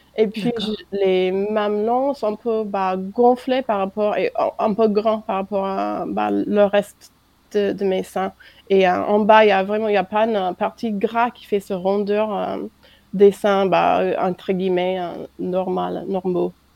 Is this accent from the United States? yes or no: yes; United States; French is a second language; moved away as an adult; now in France